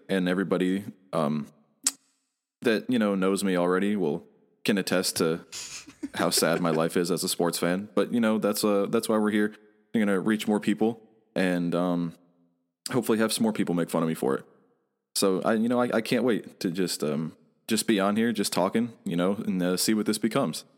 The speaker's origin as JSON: {"language": "English", "region": "Michigan", "country": "United States", "moved": "yes", "said": "I'm originally from Michigan"}